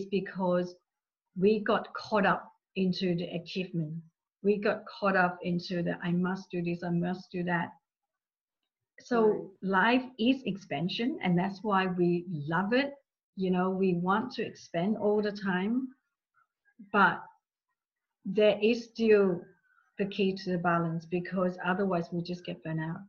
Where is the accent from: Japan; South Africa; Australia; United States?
Australia; English is a second language; I'm from Australia, a few of us from Australia.